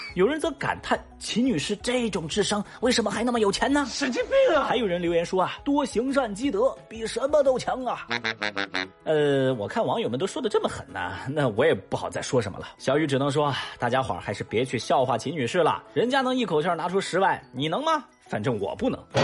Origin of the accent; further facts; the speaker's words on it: Chengdu, Sichuan, China; 我作为一个成都人